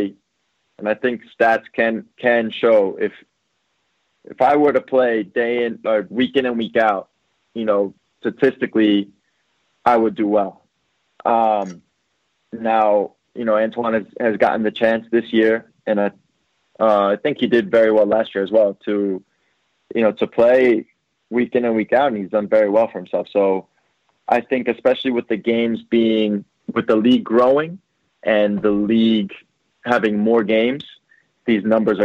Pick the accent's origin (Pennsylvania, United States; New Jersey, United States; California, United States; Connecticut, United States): New Jersey, United States; I played with his younger brother growing up in Jersey.